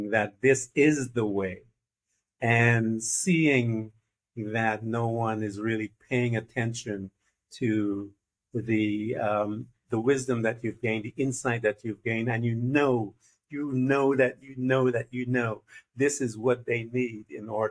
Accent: Guyana; now in United States; I am from Guyana, which is a neighbor to Brazil

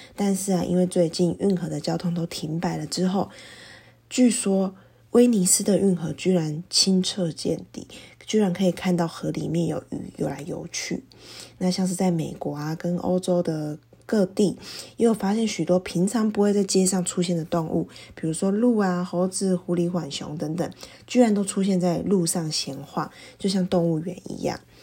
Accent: Taiwan; 我们台湾人这样子，弱势去减少过多的互动啊，跟外出

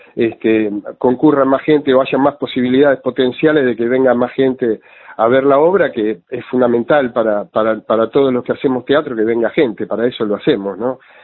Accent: Junín, Buenos Aires Province, Argentina; Yo me crié adentro de un cine. Yo soy de Junín, de la mm. provincia de Buenos Aires

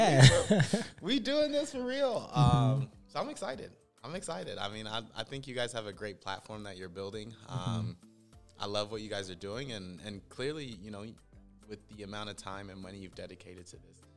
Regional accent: Denver, Colorado, United States; also born or lived in Ghana; I'm born in Ghana, but I really grew up here in Denver

